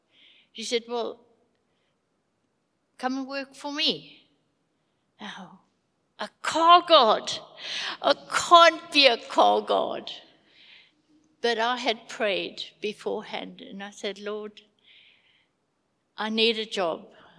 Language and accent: English; Zimbabwe; moved away as an adult; now in South Africa; We came from Zim with two suitcases and two pennies in our pockets. And we struggled and struggled to find a job, Afrikaans being very low.